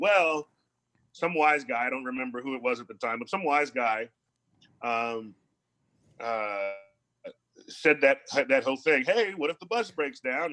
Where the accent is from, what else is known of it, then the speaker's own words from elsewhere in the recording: Columbus, Ohio, United States; I grew up in Columbus, Ohio.